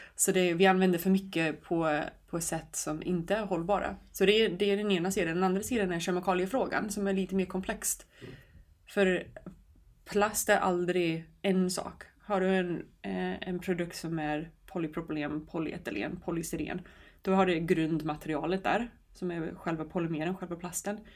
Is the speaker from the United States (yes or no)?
yes; New York, United States; now in Sweden; Jag kommer från New York och växte upp på en ö utanför New York City där det fanns väldigt fina stränder.